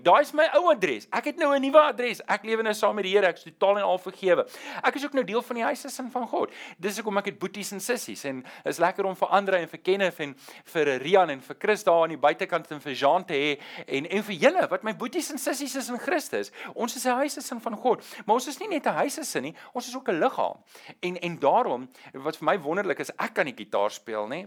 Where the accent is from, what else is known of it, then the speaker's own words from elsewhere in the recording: South Africa; ek is nie meer 'n burger van Suid-Afrika nie. Ja ja, my identiteitsboekie sê ek is 'n burger